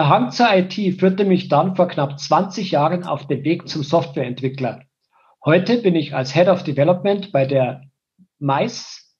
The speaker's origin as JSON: {"language": "German", "town": "Wartenberg", "region": "Bavaria", "country": "Germany", "tie": "born there", "said": "Ich bin 1970 in Wartenberg geboren und gehöre einer alteingesessenen Wartenberger Familie an."}